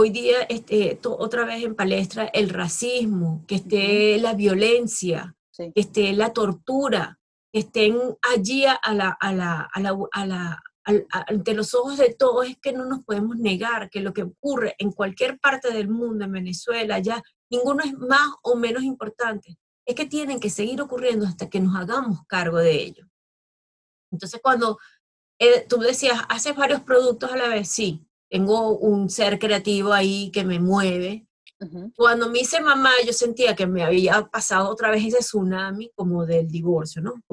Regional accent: Spain; also born or lived in Thailand; ya es tiempo de regresar a mi país. Yo llegué al aeropuerto de Barajas en, España porque quería ya estar con, con, mi gente, acá casa una tía

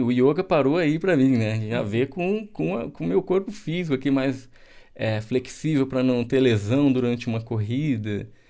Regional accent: Porto Alegre, Rio Grande do Sul, Brazil; moved away; also born or lived in Pernambuco; eu nasci em Porto Alegre, eu sou gaúcho

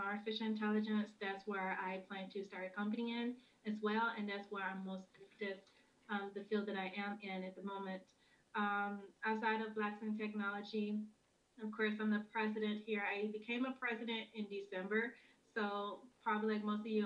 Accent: Memphis, Tennessee, United States; moved away as an adult; now in Minneapolis, United States; If you wonder where the accent is from, it's from Memphis. I'm from Memphis, Tennessee. I came here in Minneapolis here in 2018.

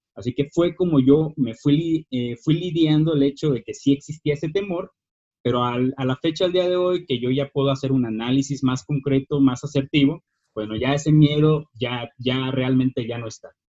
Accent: Lázaro Cárdenas, Michoacán, Mexico; now in Morelia, Mexico; yo soy originario de Lázaro Cárdenas, Michoacán

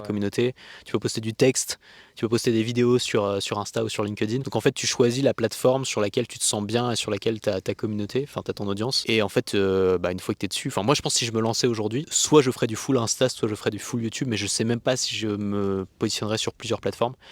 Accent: France; en tant que français

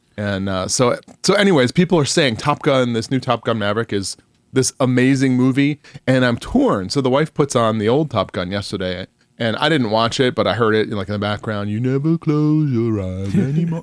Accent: New York, United States; now in Phoenix, United States; I grew up in New York, but I just, having been out, I, I've now lived in Phoenix longer than I've lived in New York

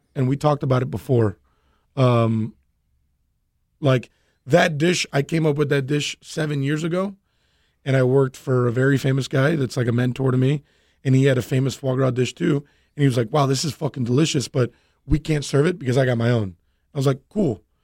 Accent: Miami, Florida, United States; born and raised Cuban American and from Miami

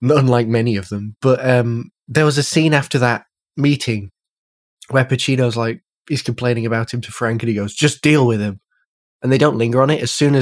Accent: the north of England, United Kingdom; Well, from the north

